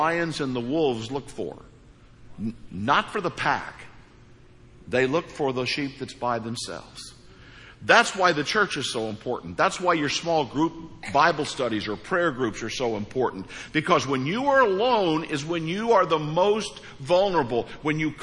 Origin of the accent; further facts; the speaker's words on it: Hawk Point, Missouri, United States; moved away; I'm from Hawk Point, Missouri. So things are different. Things were different there